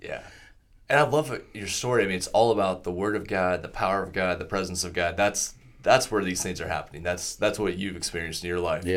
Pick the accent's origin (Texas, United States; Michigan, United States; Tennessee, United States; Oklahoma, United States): Oklahoma, United States; Southwest; a little church I grew up in in Southwest Oklahoma